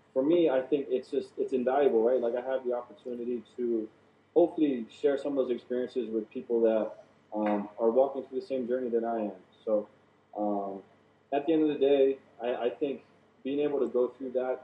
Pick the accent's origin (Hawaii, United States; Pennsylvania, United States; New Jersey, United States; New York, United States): Hawaii, United States; now in Las Vegas, United States; playing for my hometown